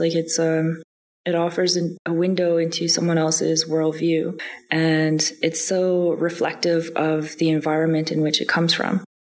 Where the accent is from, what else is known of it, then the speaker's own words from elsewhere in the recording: Canada; first language Dene Yatie; English is a second language; Like I know for my native language, Dene Yatie, when you learn more of the language, you see how much it's connected to hunting, for example, and particularly hunting caribou.